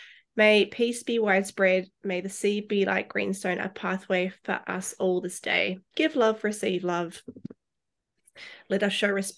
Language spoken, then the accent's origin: English; Christchurch, Canterbury, New Zealand; moved away as an adult; now in Australia; So I was born and raised in Otatahi in Christchurch. I went to school there, and I flew to Australia in 2014, and it's funny because I'd never been to Australia before.